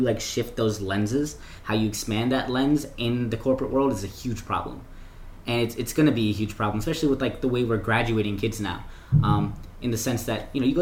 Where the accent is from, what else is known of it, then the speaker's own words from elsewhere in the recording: Silver Spring, Maryland, United States; I'm from Silver Spring. And Silver Spring's a really diverse place